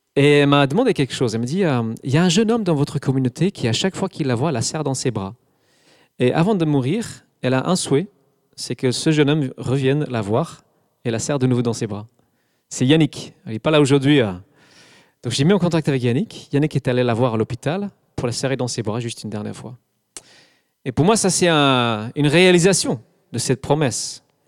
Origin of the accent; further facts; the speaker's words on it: England, United Kingdom; French is a second language; moved away as an adult; also born or lived in Scotland; now in Alsace, France; Je suis anglais. J'ai vécu jusqu'à 24-25 ans en Angleterre